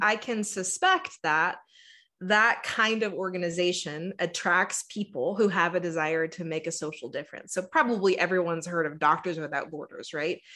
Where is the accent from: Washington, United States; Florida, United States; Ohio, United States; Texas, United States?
Texas, United States; I am born and raised in Texas, and, you know, my experience growing up in the South